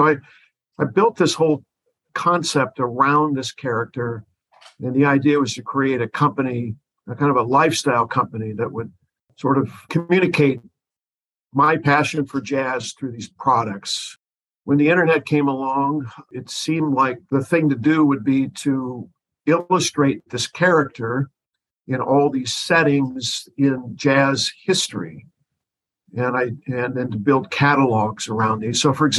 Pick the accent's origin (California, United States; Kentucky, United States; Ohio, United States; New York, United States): California, United States; Oakland; moved away as an adult; now in Portland, United States; so I'm originally from San Francisco Bay Area. I grew up in the East Bay, just in the suburb of Oakland. And I moved up to Portland in the late 70s, just really for a short time, but I loved it up here.